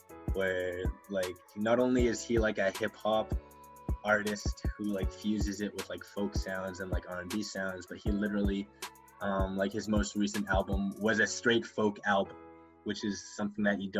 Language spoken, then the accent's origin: English; Philippines; And he's Filipino. I'm Filipino, by the way.